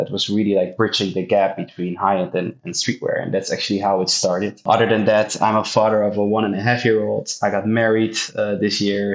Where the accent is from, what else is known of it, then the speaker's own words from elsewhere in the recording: Amsterdam, North Holland, Netherlands; Born and raised in Amsterdam